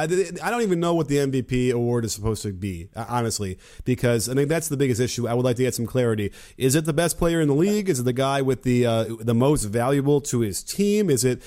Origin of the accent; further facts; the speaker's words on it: Chicago, Illinois, United States; growing up with Michael Jordan and growing up in Chicago